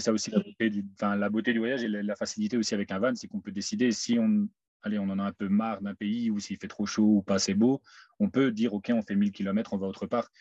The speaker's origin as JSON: {"language": "French", "town": "Mouscron", "region": "Wallonia", "country": "Belgium", "moved": "as an adult", "said": "je viens de Moucron"}